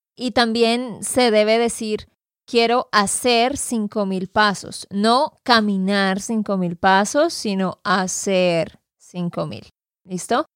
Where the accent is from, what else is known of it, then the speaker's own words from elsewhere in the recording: Santander, Colombia; de Santander, Colombia.